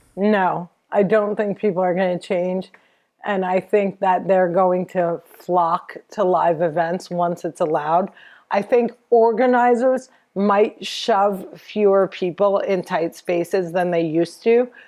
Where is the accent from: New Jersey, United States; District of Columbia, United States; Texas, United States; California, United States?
New Jersey, United States; I'm from Jersey.